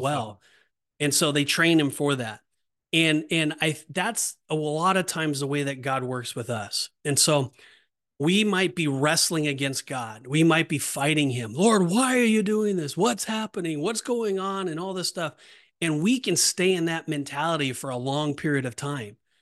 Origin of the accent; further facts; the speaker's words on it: West Coast, United States; I'm from West Coast